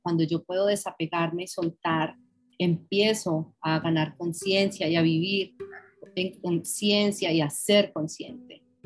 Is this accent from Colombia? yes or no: yes; Colombia; moved away as an adult; also born or lived in London; yo viví en Londres 26 años y recién llegada yo, yo siempre decía, yo soy colombiana